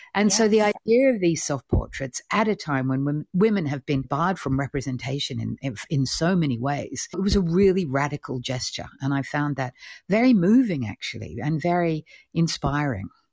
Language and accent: English; Australia; I'm Australian